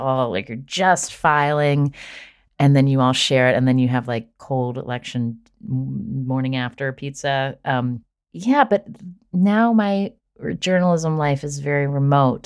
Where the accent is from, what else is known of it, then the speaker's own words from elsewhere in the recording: Charleston, West Virginia, United States; my hometown in Charleston